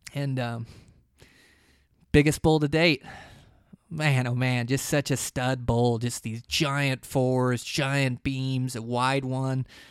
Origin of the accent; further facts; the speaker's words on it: Montana, United States; my home state of Montana